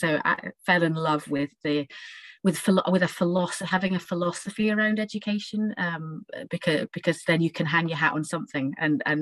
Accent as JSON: {"language": "English", "town": "Stornoway", "region": "Scotland", "country": "United Kingdom", "tie": "born or raised there", "also_born_or_lived": "Fife / St Andrews / Edinburgh", "moved": "as an adult", "said": "I grew up in Fife and then in Stornoway in the Outer Hebrides"}